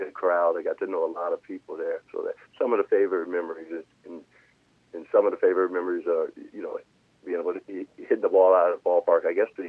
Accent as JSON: {"language": "English", "town": "Oakland", "region": "California", "country": "United States", "tie": "born or raised there", "said": "And I watched him growing up in Oakland playing ball."}